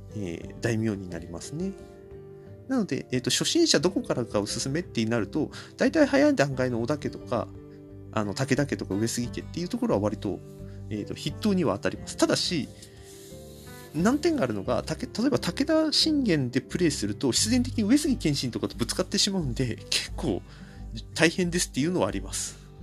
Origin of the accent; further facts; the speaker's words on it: Kanto, Japan; 僕、関東の人間なんですけど